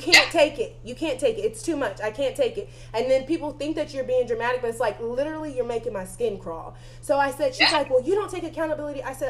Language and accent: English; the South, United States; I'm from the South